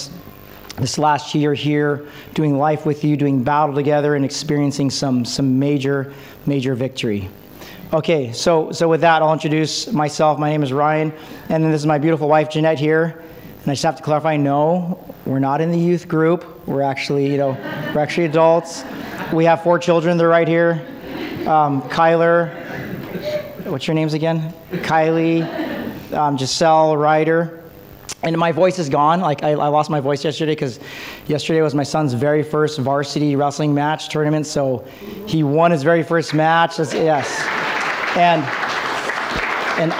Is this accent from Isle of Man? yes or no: no; Philippines; I'm Filipino